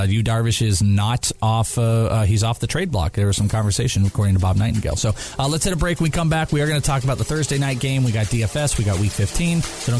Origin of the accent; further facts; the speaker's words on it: Wales, United Kingdom; I am Welsh.